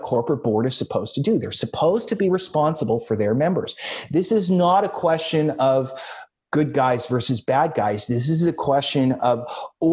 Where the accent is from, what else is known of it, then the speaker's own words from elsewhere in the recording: United States; as an American